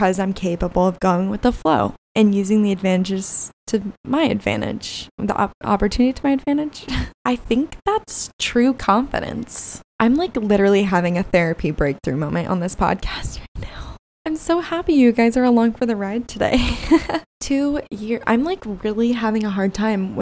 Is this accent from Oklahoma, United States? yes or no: no; Gilbert, Arizona, United States; moved away as an adult; also born or lived in Tucson, Arizona; now in California, United States; I had originally accepted a job in my hometown, which is just so out of character for me. I never ever wanted to move back to Gilbert, Arizona.